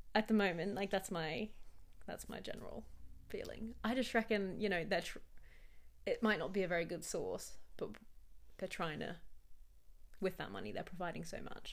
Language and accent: English; Australia; as an Australian